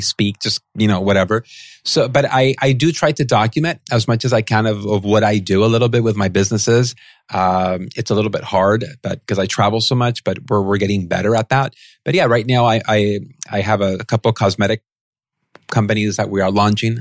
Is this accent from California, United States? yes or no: yes; San Pedro, California, United States; I grew up in San Pedro, California